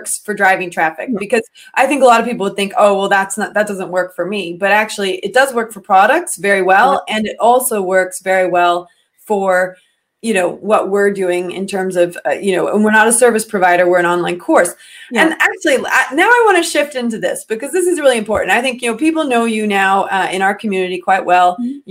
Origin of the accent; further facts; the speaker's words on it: United States; I am American